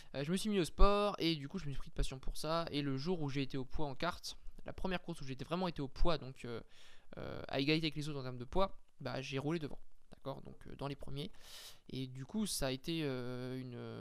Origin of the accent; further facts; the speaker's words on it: France; on n'était pas privilégié en tant que français